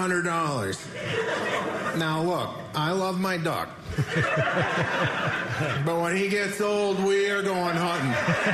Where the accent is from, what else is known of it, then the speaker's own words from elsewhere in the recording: Wisconsin, United States; Hey, I'm from Wisconsin.